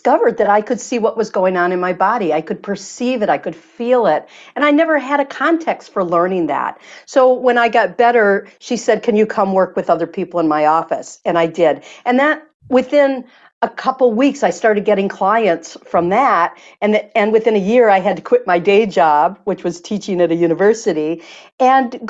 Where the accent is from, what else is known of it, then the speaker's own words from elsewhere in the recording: Michigan, United States; I'm from Michigan